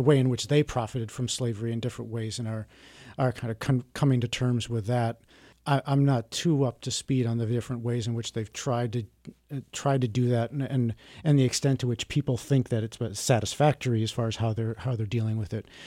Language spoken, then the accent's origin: English; Milwaukee, Wisconsin, United States; I grew up around Milwaukee in a suburb